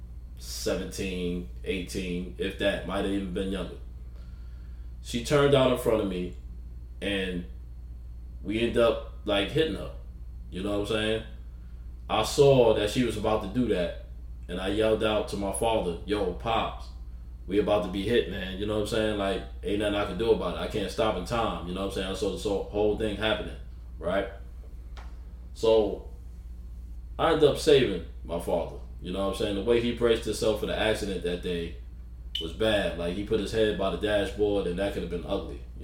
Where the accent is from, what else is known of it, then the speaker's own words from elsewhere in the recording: New York City, New York, United States; moved away as an adult; also born or lived in the South; I'm from New York City, South Jamaica, Queens